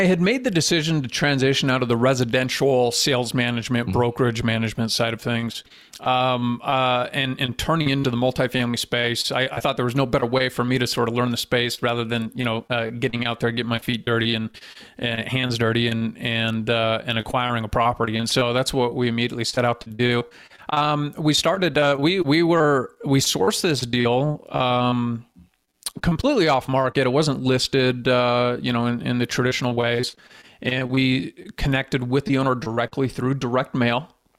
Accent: Phoenix, Arizona, United States; now in Utah, United States; I was born and raised in Phoenix, Arizona, and had some connections in Utah.

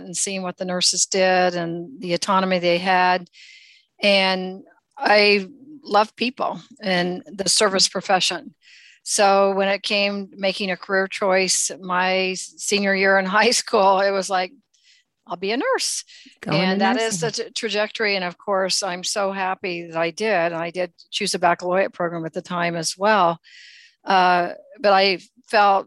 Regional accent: central rural Indiana, United States; I actually am from the Midwest. I'm from Indiana, in central rural Indiana

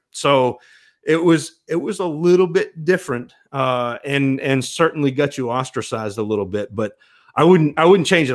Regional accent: northern Maine, United States; I grew up in northern Maine

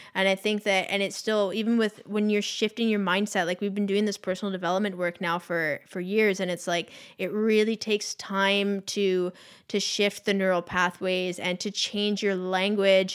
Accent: Victoria, British Columbia, Canada; Tara and I come from Victoria

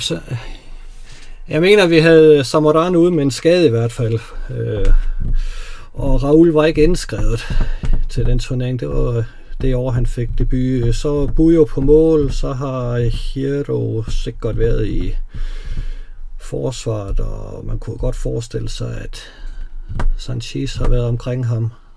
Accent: Odense, Southern Denmark, Denmark; jeg er jo fra Odense

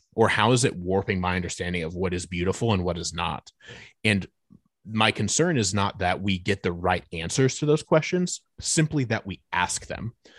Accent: Fort Wayne, Indiana, United States; moved away as an adult; now in Nashville, United States; We're originally from Northeast Indiana, uh, so we're both from the city of Fort Wayne, Indiana

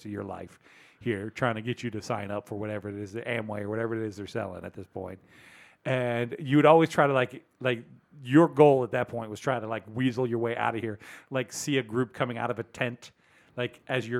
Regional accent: Lynchburg, Virginia, United States; I will out myself as being from there.

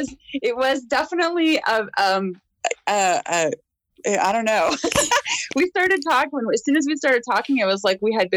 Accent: Northern Ontario, Canada; Born and raised in Northern Ontario, hunting and fishing, because that's how we ate.

